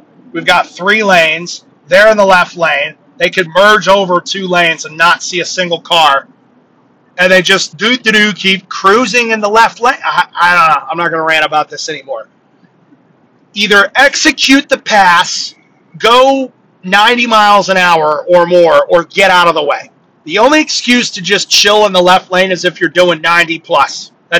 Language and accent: English; Connecticut, United States; I'm from Connecticut.